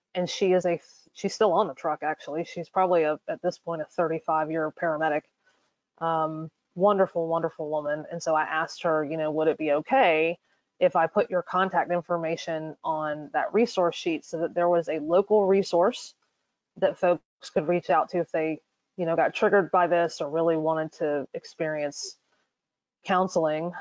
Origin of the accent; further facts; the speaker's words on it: North Carolina, United States; my home state, which is North Carolina.